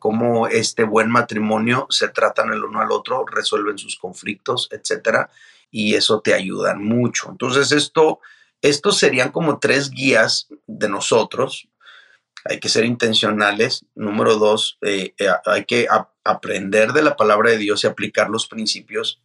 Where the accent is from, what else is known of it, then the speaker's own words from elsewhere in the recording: Mazatlán, Sinaloa, Mexico; yo soy de Mazatlán, Sinaloa. Este, soy hijo de padre norteamericano y madre mexicana. Eh, toda mi vida, eh, o la mayor parte de mi vida, la vivía eh, ahí en Mazatlán, ahí nacía y crecía